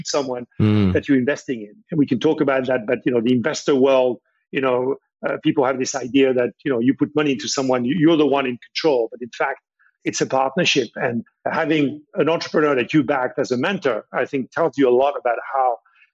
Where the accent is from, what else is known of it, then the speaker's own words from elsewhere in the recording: France; I was born in France